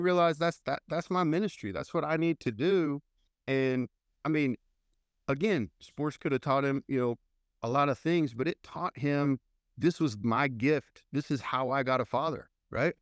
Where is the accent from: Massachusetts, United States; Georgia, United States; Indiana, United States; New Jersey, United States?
Indiana, United States; moved away as an adult; also born or lived in Missouri / Denver, Colorado; now in Montgomery, Texas, United States; I was born and raised in Indiana